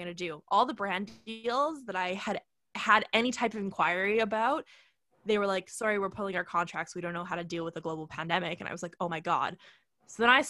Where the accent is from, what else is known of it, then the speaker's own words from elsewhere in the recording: Canada; I'm Canadian